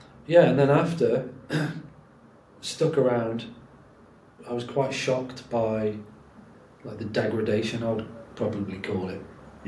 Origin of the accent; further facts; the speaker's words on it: Stoke-on-Trent, West Midlands, United Kingdom; moved away as an adult; also born or lived in London; So I'd been back in Stoke for a few months.